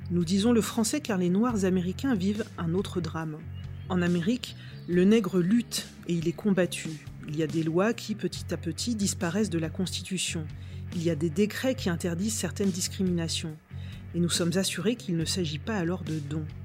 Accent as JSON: {"language": "French", "region": "Normandy", "country": "France", "said": "Alors oui et non. Je suis normande, hein, réponse classique."}